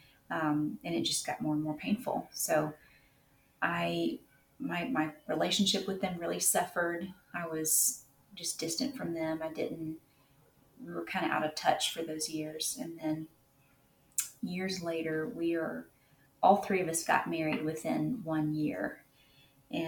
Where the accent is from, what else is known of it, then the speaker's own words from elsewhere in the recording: Nashville, Tennessee, United States; I live in Tennessee. I grew up in the Nashville area.